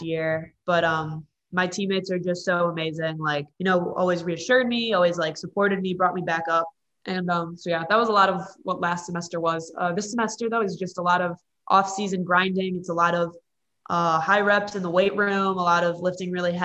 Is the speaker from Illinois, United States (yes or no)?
yes; Illinois, United States; moved away; I'm from Illinois